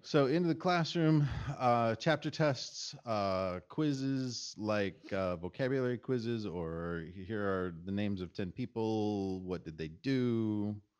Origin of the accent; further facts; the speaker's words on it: Michigan, United States; I grew up in Michigan